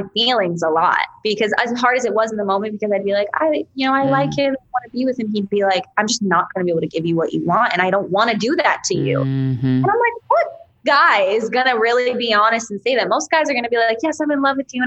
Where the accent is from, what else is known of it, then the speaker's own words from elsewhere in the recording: New York, United States; I'm from New York and I get loud and I talk with my hands.